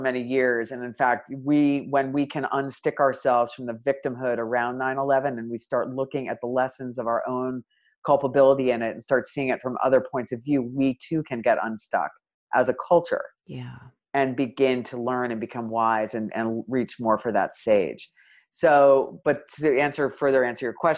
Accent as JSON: {"language": "English", "country": "United States"}